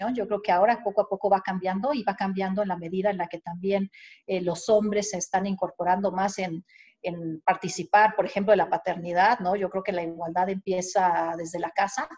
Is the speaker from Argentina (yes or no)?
no; Veracruz, Mexico; also born or lived in Mexico City; me considero jarocha de corazón